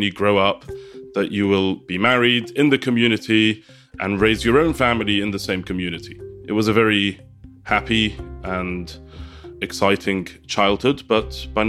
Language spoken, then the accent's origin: English; London, United Kingdom; first language Yiddish; English is a second language; am the head teacher of a Orthodox Jewish school in North London. I'm also a member of the Hasidic community in Stamford Hill, which is where I grew up and where I currently live with my family.